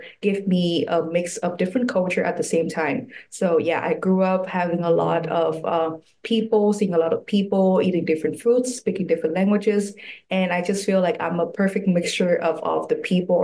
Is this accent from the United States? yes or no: no; Hanoi, Vietnam; moved away as an adult; now in Taipei, Taiwan; I was born and raised the whole time in Hanoi, Vietnam